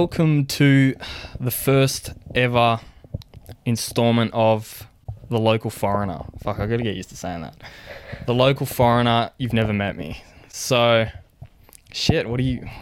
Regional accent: Canberra, Australian Capital Territory, Australia; also born or lived in Ethiopia; Born in Ethiopia, raised in Australia, hence the accent

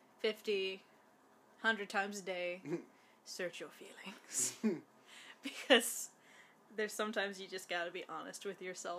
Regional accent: North Carolina, United States; I'm from North Carolina

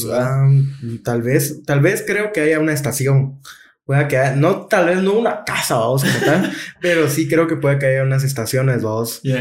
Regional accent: Georgia, United States; de, donde, de donde soy yo.

